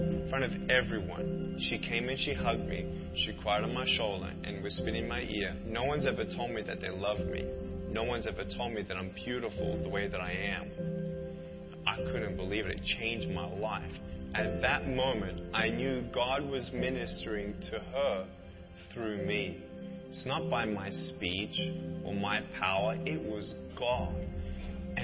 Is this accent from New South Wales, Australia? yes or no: no; Melbourne, Victoria, Australia; I was born in Melbourne, Australia, 1982